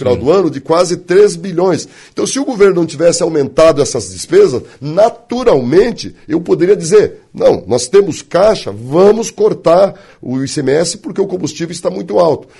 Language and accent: Portuguese; West of Santa Catarina, Brazil; moved away as an adult; also born or lived in Florianópolis, Brazil; now in Blumenau, Brazil; nascido e criado no Oeste, formado no Leste e trabalho no Norte